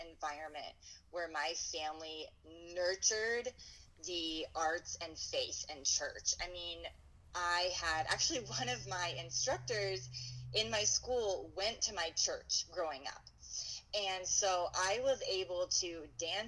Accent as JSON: {"language": "English", "region": "Pennsylvania", "country": "United States", "tie": "born or raised there", "also_born_or_lived": "Erie, Pennsylvania / Sarasota, Florida", "moved": "as an adult", "lives_now": "Madison, United States", "said": "I grew up in Pennsylvania"}